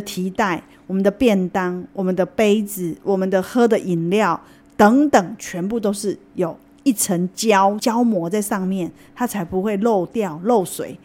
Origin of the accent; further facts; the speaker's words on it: Taiwan; 造成我们台湾人洗肾